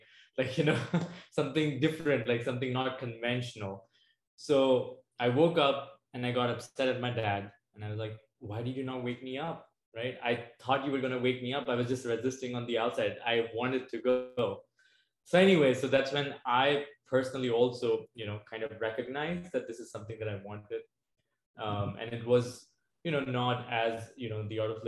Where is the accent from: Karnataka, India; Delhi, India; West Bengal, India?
Delhi, India; New Delhi; moved away as an adult; now in Arizona, United States; I did grow up in India and I moved to the US in 2012.